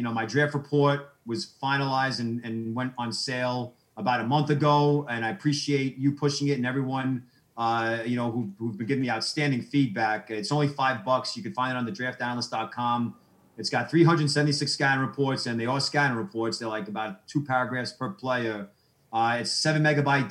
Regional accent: New York City, New York, United States; moved away; also born or lived in Boston / Nashville; growing up in Brooklyn, my cable system had WSBK.

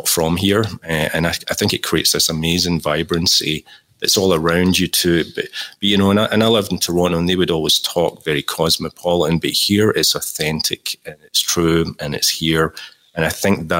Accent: Glasgow, Scotland, United Kingdom; the Scottish origins coming through there. Growing up in Glasgow

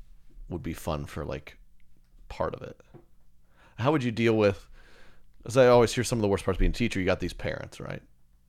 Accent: Oklahoma, United States; there's one of those right around where I grew up outside of Oklahoma City.

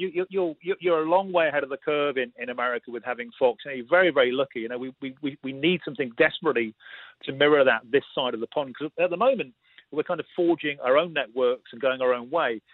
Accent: United Kingdom; I was being typically British about it

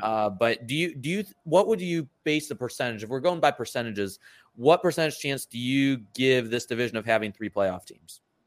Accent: Michigan, United States; I'm from Michigan

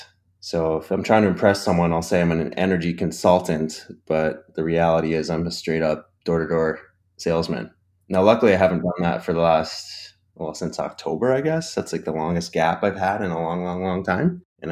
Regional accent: Ontario, Canada; I'm from Ontario.

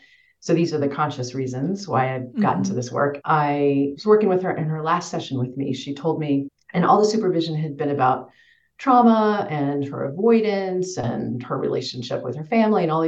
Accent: Western Kansas, United States; moved away; I grew up in Western Kansas in the middle of nowhere

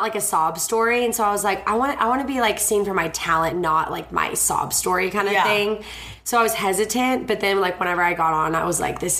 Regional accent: Arkansas, United States; moved away as an adult; now in Los Angeles, United States; I'm originally from Arkansas

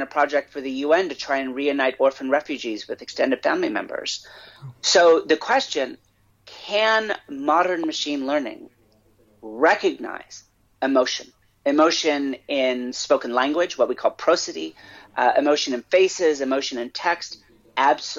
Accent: United States; as an American

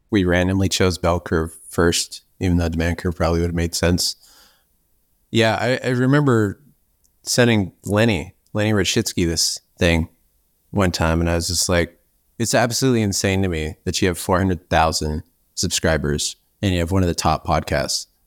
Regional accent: Ireland; I'm Irish

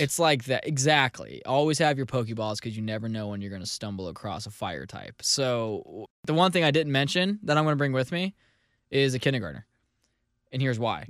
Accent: St. Louis, Missouri, United States; my hometown of Saint Louis

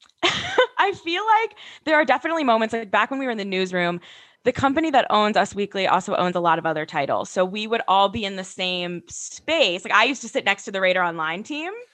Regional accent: Westville, New Jersey, United States; also born or lived in Ohio; now in Hoboken, United States; I'm from Westville, New Jersey. I live in Hoboken, New Jersey

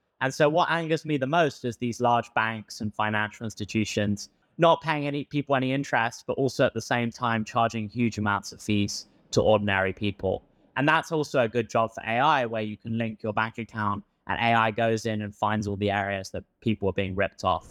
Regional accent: England, United Kingdom; accent: British; moved away as an adult; also born or lived in Stanford, United States; now in United States; I have a British accent. I moved from England to study at Stanford

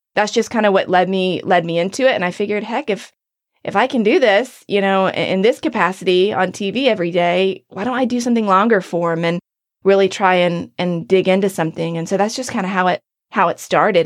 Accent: North Carolina, United States; moved away; my hometown, in my area. I know the state of North Carolina

